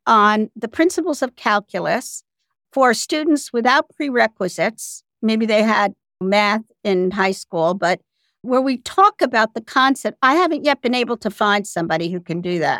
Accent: United States; I'm still an American

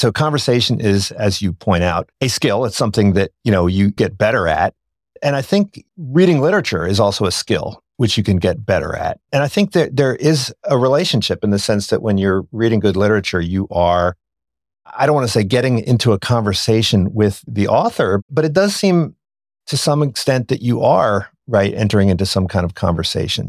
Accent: Philadelphia, Pennsylvania, United States; we grew up in Philadelphia

